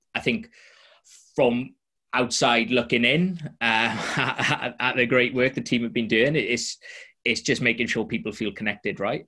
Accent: Welsh, Wales, United Kingdom; I'm Welsh

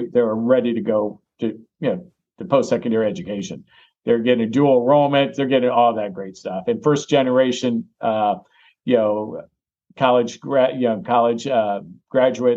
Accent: Illinois, United States; now in Tampa Bay, United States; I'm from Illinois originally.

